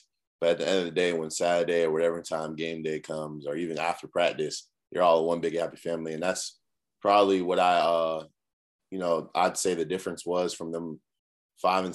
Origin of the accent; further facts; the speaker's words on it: Cambridge, Massachusetts, United States; now in South Carolina, United States; I'm from Cambridge, Massachusetts, up north, real cold